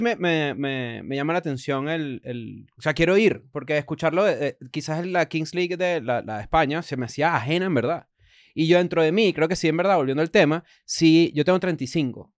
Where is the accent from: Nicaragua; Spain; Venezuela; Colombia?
Venezuela; Caracas, Capital District; el Caracas Fútbol Club porque es el equipo donde, de, donde, de donde soy